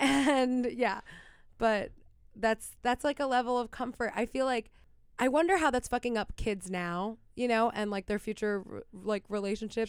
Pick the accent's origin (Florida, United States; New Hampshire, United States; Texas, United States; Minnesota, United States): Florida, United States; Miami; growing up in Miami